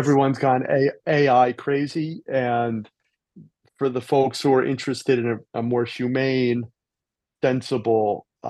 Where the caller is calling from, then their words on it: Torrance, California, United States; I'm in a suburb of Los Angeles called Torrance, California.